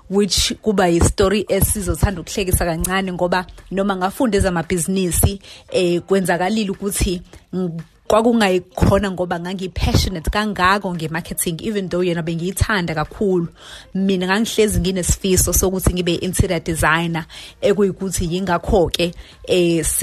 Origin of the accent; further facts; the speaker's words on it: Durban, KwaZulu-Natal, South Africa; also born or lived in Clermont / New Germany; nami ngikhulele khona la ethekwini nami ngizalelwe kamashu